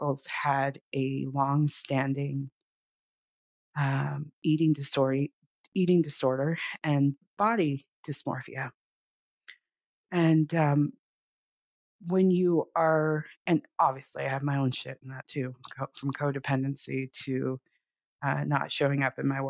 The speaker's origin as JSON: {"language": "English", "town": "Los Angeles", "region": "California", "country": "United States", "tie": "born or raised there", "also_born_or_lived": "Oakland", "said": "I grew up in Los Angeles"}